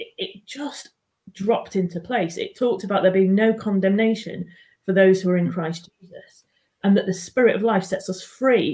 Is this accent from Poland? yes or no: no; Manchester, North West England, United Kingdom; now in Newcastle, United Kingdom; I was born and brought up in Manchester, and I'm now based in Newcastle.